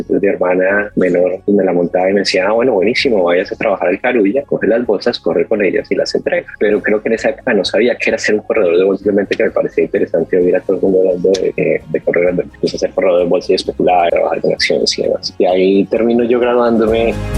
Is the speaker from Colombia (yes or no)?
yes; Colombia; moved away